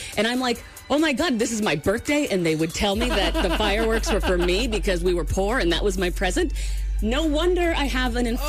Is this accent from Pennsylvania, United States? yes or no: yes; Pennsylvania, United States; I was born in Pennsylvania.